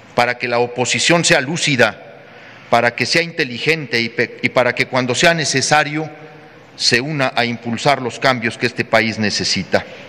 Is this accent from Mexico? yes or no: yes; Mexico; como ciudadano seguiré muy pendiente de lo que ocurre en mi estado y en mi país